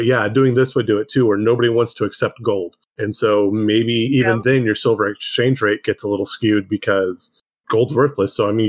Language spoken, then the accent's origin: English; Central California, United States; I grew up in Central California.